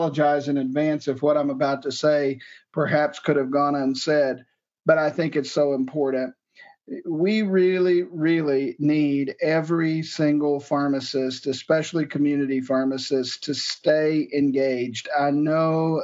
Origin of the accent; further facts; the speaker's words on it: Johnson County, Illinois, United States; I was born and raised in Johnson County, Illinois, a small rural county in the southern tip of Illinois